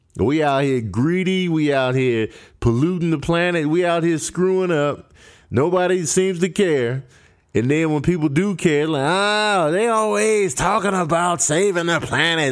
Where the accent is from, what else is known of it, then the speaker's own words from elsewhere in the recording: Chicago, Illinois, United States; also born or lived in Grand Rapids, Michigan; I was raised in Chicago